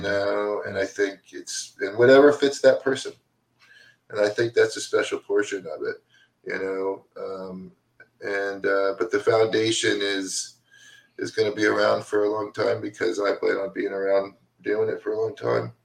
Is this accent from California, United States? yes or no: no; DeLand, Florida, United States; I grew up in Deland, Florida, over by Daytona Beach